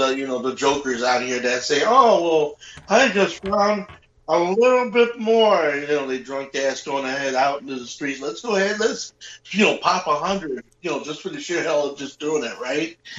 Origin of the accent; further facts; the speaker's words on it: Chicago, Illinois, United States; growing up in Chicago, yeah, you know, the alleys